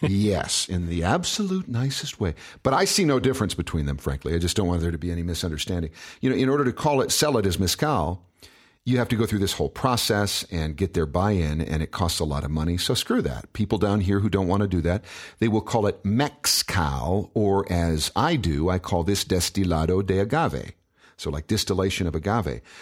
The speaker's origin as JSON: {"language": "English", "region": "Michigan", "country": "United States", "moved": "yes", "said": "I'm from Michigan originally"}